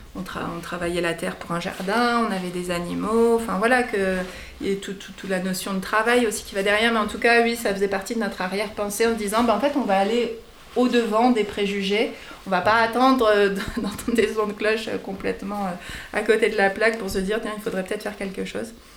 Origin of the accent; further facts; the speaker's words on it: Lorraine, Meuse, Grand Est, France; now in Combrailles, France; On vient de, de la Lorraine, qui est euh, pareil, un milieu très rural et euh, de la Meuse principalement